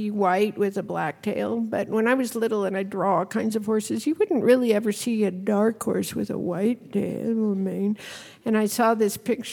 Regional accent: Arizona, United States; I grew up in Arizona, and I was a little rodeo rider.

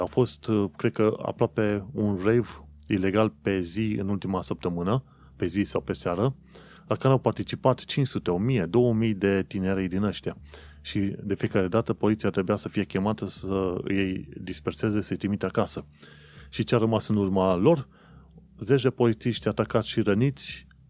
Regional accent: Romania; now in United Kingdom; Noi venim din România

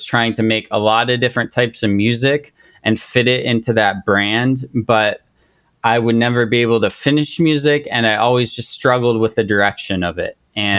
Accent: Japan; I grew up in Japan, and this was the first time in a long time I'd like connected with a Japanese person or just that culture in a sense.

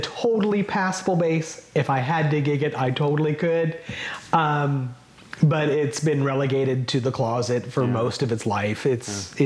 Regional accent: Kansas City, United States; growing up in Kansas City

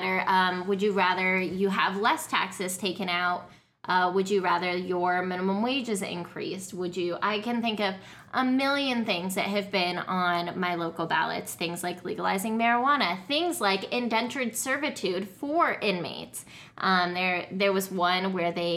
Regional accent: Colorado, United States; I grew up in Colorado

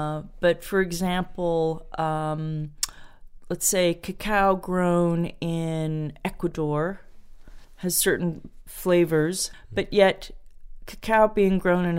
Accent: Portland, Oregon, United States; moved away as an adult; also born or lived in New York City; now in England, United Kingdom; So I grew up in Portland, Oregon. So out there it was M&M's and Hershey's. Everyone here in England is horrified.

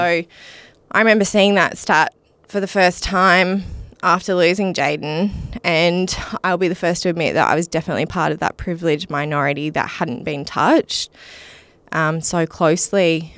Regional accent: Mukinbudin, Western Australia, Australia; I grew up in Muck and Booden

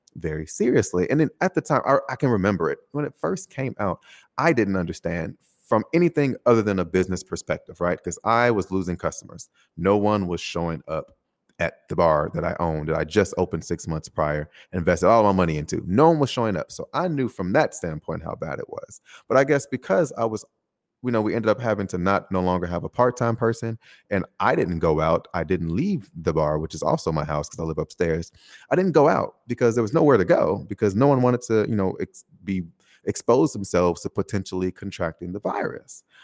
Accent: United States; moved away as an adult; now in Taiwan; specifically my home country, uh, America

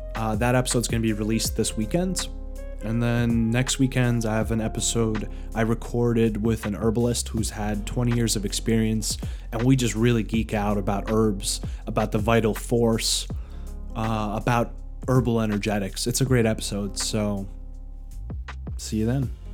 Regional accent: New York, United States; moved away; I'm originally from New York

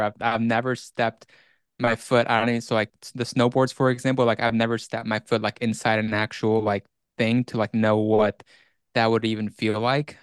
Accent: Iceland; moved away; it's been about seventeen years since I lived there

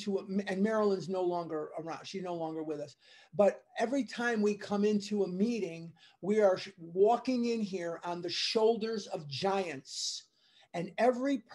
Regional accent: Chicago, Illinois, United States; now in Scottsdale, United States; I'm from Chicago

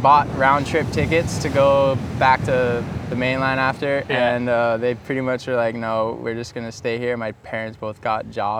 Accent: Hilo, Hawaii, United States; also born or lived in San Diego, California; Home for me is Hilo, Hawaii on the Big Island. It's like on the northeast. Kind of looks like a, just like a boomerang.

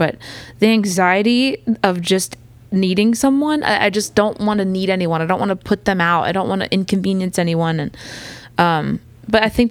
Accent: outside of Philadelphia, Pennsylvania, United States; now in Nashville, United States; I grew up outside of Philadelphia.

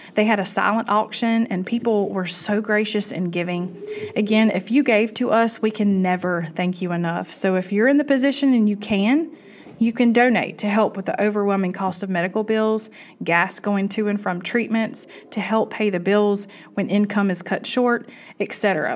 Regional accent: South Georgia, United States; I am from South Georgia

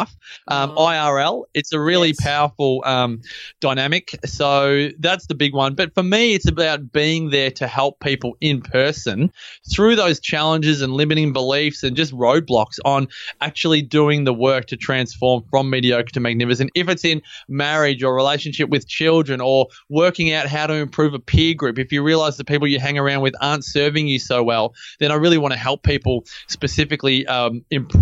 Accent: Melbourne, Victoria, Australia; moved away; I grew up in Melbourne, grew up in Templestowe.

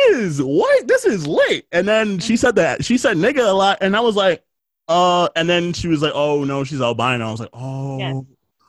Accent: New York City, New York, United States; growing up in New York

